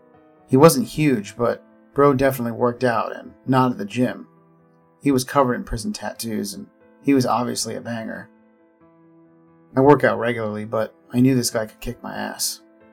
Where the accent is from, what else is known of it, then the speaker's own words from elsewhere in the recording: Florida, United States; I was going to college in South Florida and lived with my family in my hometown in the Florida Panhandle.